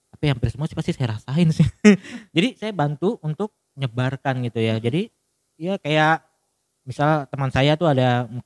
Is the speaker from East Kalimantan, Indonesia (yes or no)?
yes; Balikpapan, East Kalimantan, Indonesia; kita orang Balikpapan bilang dia bukan superhero